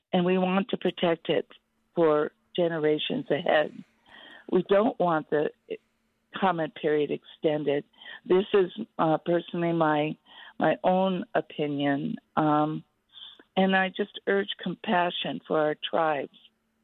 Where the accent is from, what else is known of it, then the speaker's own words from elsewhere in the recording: Bethel, Alaska, United States; I'm from Bethel, Alaska. I'm a 72-year-old Oritzahokanamute Native Council tribal member